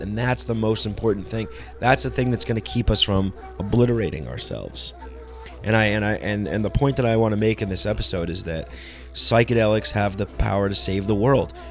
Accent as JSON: {"language": "English", "region": "New York", "country": "United States", "tie": "born or raised there", "said": "I grew up in New York"}